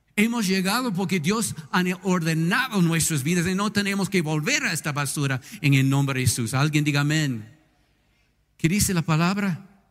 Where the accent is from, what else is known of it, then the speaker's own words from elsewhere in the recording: United States; Spanish is a second language; now in Ecuador; en mi país, en los Estados Unidos